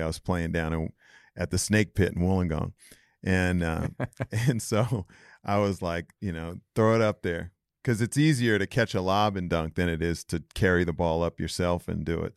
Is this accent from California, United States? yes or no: yes; California, United States; moved away as an adult; also born or lived in Iowa; I was from California